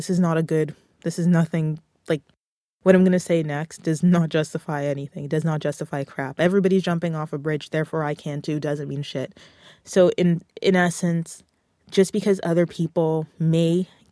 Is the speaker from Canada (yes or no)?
yes; Canada; I'm a Canadian music creator